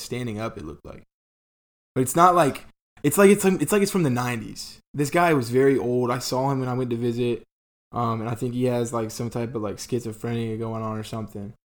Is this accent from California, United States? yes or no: no; Columbia, South Carolina, United States; moved away as an adult; now in Georgia, United States; I'm from Colombia